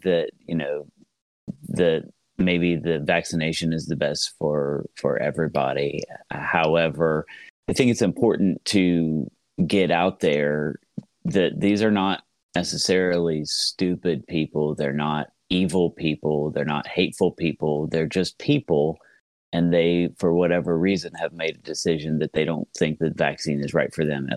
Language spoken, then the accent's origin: English; Southeast Ohio, United States; I am from Southeast Ohio